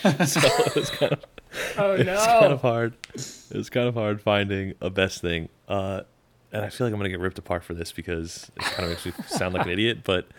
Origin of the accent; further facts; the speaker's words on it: United States; growing up in America